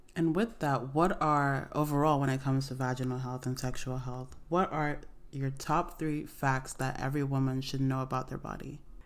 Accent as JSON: {"language": "English", "country": "Nigeria", "tie": "born or raised there", "also_born_or_lived": "Canton, Ohio, United States", "said": "I was born in America, but I grew up in Nigeria"}